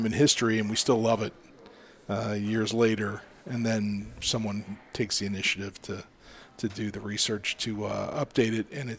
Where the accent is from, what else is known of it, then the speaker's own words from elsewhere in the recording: Ohio, United States; I grew up in Ohio.